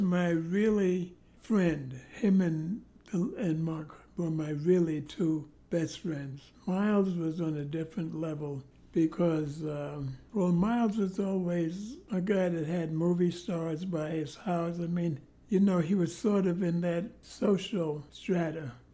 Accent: New York City, New York, United States; I was born in Harlem

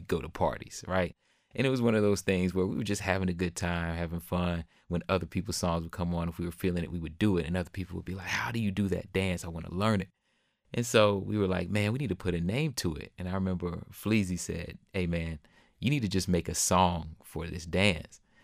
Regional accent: Jacksonville, Florida, United States; now in Austin, United States; my hometown of Jacksonville, Florida

